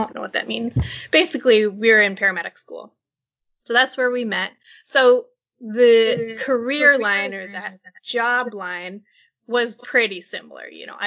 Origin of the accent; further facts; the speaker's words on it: Minnesota, United States; we grew up in Minnesota.